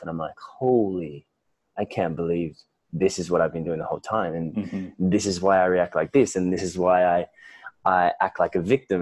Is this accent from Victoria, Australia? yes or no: yes; Melbourne, Victoria, Australia; moved away as an adult; now in Bali, Indonesia; I was born and raised in Melbourne, Australia.